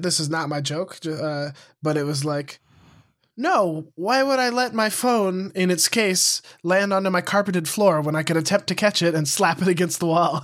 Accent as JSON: {"language": "English", "region": "Montana", "country": "United States", "also_born_or_lived": "Missoula", "moved": "as an adult", "said": "I moved away from Montana"}